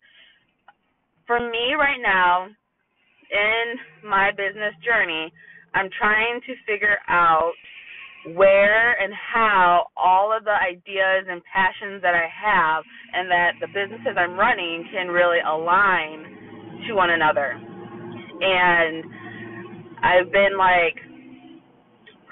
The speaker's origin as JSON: {"language": "English", "town": "Toledo", "region": "Ohio", "country": "United States", "said": "I'm from Toledo, Ohio."}